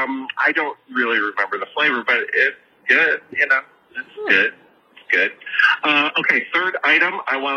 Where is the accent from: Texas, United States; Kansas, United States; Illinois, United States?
Illinois, United States; Chicago; now in Dallas, United States; I'm from Chicago.